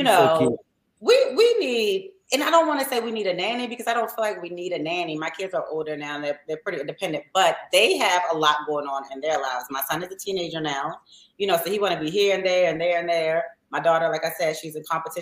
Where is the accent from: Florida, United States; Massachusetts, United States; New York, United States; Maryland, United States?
Maryland, United States; Baltimore; we're from Baltimore